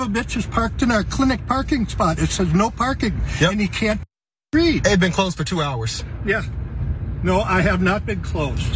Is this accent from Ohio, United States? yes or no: yes; Columbus, Ohio, United States; I was born and raised in Columbus, and no matter where I go and what I do, I try to make it clear to everybody where I'm from